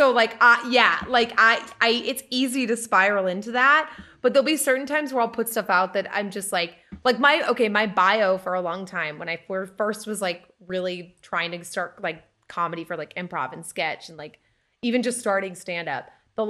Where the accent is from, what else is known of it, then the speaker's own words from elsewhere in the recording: Lynn, Massachusetts, United States; also born or lived in Salisbury; So when I was young, I was like 10, and we moved from Lynn, Mass, up to Salisbury, Mass, which is the most northern part of the state.